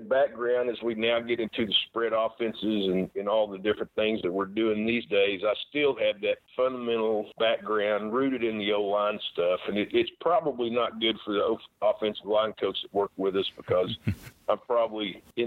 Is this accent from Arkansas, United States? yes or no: no; Oklahoma, United States; I grew up in Oklahoma